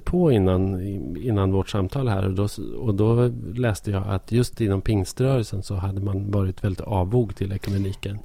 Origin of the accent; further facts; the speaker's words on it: Hälsingland, Gävleborg County, Sweden; här i, i Hälsingland då, där jag är uppvuxen